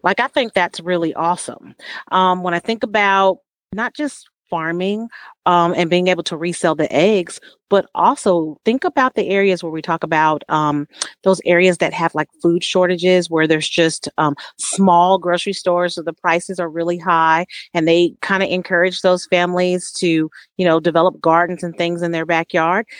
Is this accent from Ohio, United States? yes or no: no; San Diego, California, United States; I'm from California, but I'm from San Diego